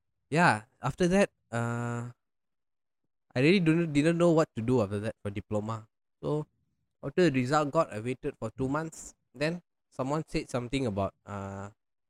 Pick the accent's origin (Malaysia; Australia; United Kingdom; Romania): Malaysia; Semenyih, Selangor; also born or lived in Batu Pahat, Johor; I grew up in Semenye since 1999 when I was 4 years old.